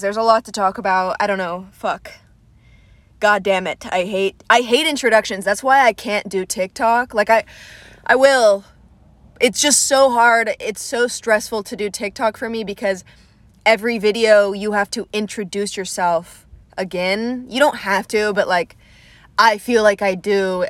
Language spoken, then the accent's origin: English; Atlanta, Georgia, United States; I was raised in Atlanta